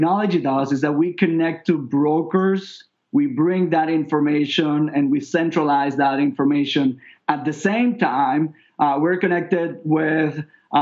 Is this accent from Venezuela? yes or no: yes; Venezuela; moved away as an adult; also born or lived in New York; now in Miami, United States; I'm originally from Venezuela.